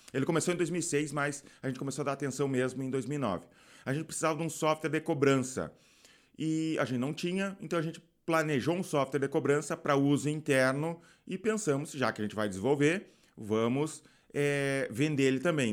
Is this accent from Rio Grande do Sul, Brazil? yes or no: yes; Rio Grande do Sul, Brazil; Eu sou do Rio Grande do Sul